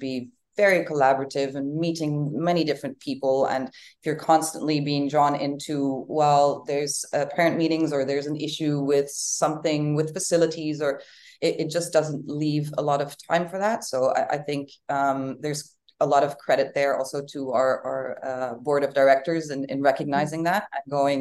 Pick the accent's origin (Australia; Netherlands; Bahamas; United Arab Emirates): Netherlands; now in Uruguay; I'm from the Netherlands